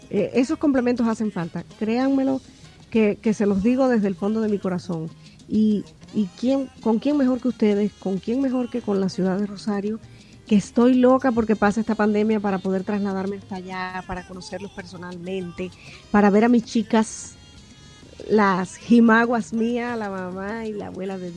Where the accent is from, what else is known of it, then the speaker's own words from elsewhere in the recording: Banes, Holguín, Cuba; en mi Cuba, mi Cuba natal, en mi pueblo, porque yo soy de la parte oriental de Cuba, de la provincia de Holguín, un pueblecito llamado Vanes, al cual amo y el cual recuerdo con mucho cariño